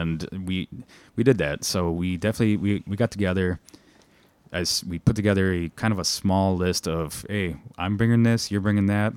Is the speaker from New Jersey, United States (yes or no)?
no; Milwaukee, Wisconsin, United States; being born and raised in Milwaukee, Wisconsin, both of us